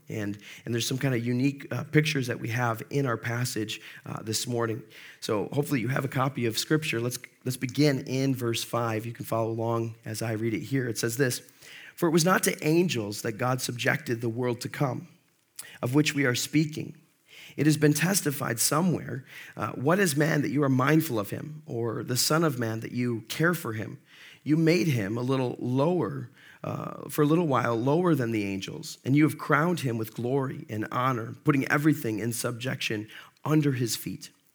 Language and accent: English; Monroe, United States; I grew up in Monroe